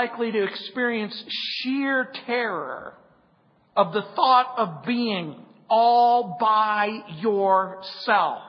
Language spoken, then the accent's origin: English; Southern California, United States; I grew up in Southern California